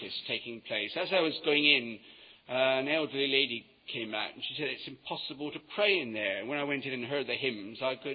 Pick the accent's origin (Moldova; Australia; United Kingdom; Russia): United Kingdom; Yeovil, South West England; moved away as an adult; now in London, United Kingdom; I come from Yeovil. And when I was at school, until I left to come up to London, there'd been no work in Yeovil